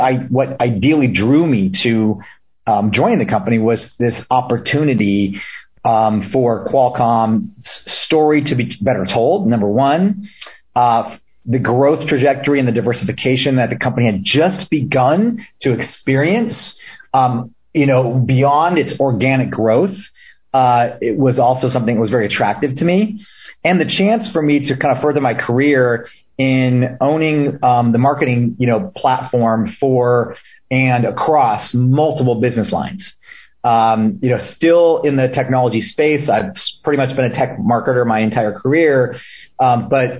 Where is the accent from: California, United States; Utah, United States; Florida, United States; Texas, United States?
California, United States; Solana Beach; also born or lived in San Diego, California / Chico, California; I grew up in Solana Beach, California, which was and still is a little beach community, just about 20 minutes north of downtown San Diego